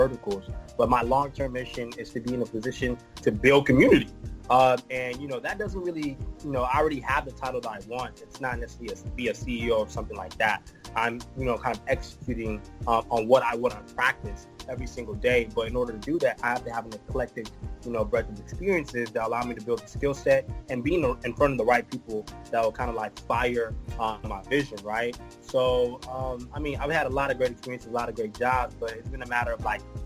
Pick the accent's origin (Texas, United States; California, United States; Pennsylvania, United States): Texas, United States; Houston; I am from Houston, Texas